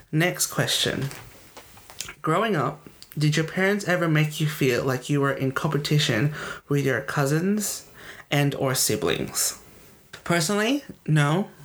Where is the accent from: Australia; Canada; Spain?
Australia; accent: Australian; my accent when I'm with my friends is Australian. You can tell it's yeah. an Australian accent.